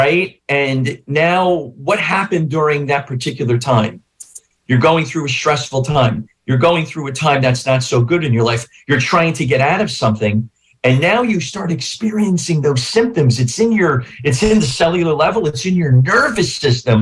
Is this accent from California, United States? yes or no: no; Newark, New Jersey, United States; I grew up in northern New Jersey. I grew up in North Newark